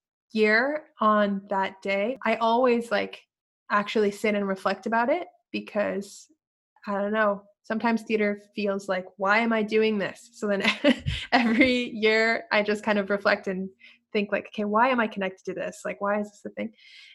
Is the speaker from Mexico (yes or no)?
yes; Mexico; moved away; Because I came from Mexico, okay? I came from Mexico, and in Mexico, every time you enter and exit a room, you're hugging and kissing people